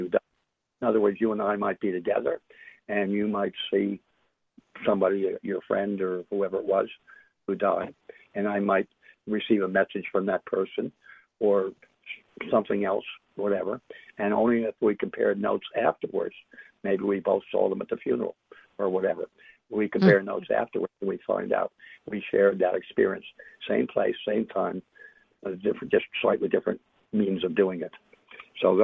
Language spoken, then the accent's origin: English; New York City, New York, United States; I'm from New York City, from Manhattan